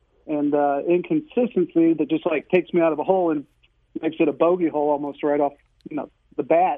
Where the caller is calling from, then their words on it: Manchester, Missouri, United States; So I am in the West County, Manchester area.